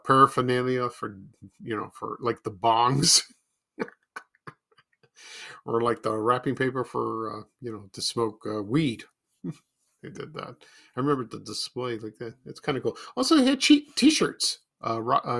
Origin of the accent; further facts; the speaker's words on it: Chicago, Illinois, United States; when I lived in the Ashburn neighborhood in 1974, when I moved there from Roseland